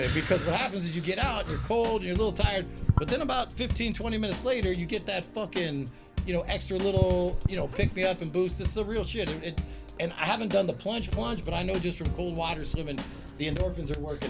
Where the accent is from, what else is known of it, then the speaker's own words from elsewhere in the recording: Long Beach, California, United States; in Long Beach, that's my hometown, born and raised